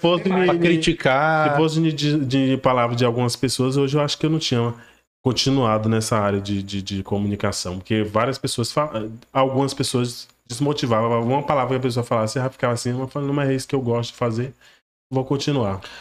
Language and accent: Portuguese; Porto Nacional, Tocantins, Brazil; Eu fui nascido e criado lá no Jardim Municipal